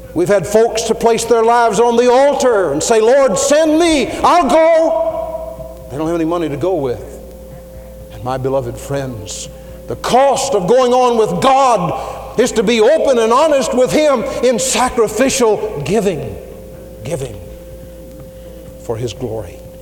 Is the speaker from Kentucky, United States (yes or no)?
yes; Louisville, Kentucky, United States; I was from Louisville